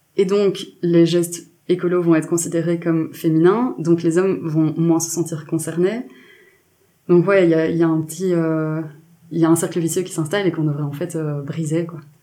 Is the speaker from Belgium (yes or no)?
yes; Belgium; je suis journaliste indépendante féministe belge